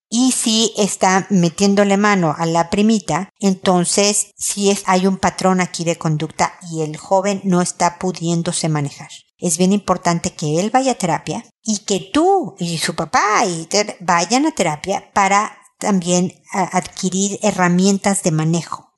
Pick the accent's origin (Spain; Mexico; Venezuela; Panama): Mexico; moved away as an adult; also born or lived in United States; now in Chile; Ya no vivo en Estados Unidos, ahora vivo en Chile y soy mexicana